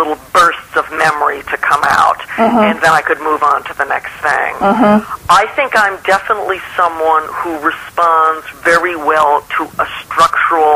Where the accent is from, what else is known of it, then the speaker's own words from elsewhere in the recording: New York City, New York, United States; also born or lived in St. Louis / Geneva / Montpellier / Riverside; now in Los Angeles, United States; I grew up in New York City.